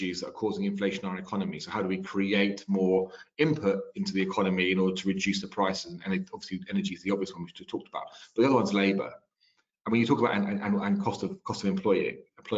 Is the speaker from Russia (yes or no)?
no; France; now in United Kingdom; I grew up in France